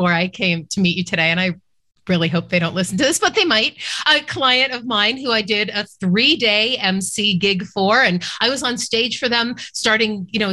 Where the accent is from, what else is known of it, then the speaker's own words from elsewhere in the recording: Boston, Massachusetts, United States; I grew up in Boston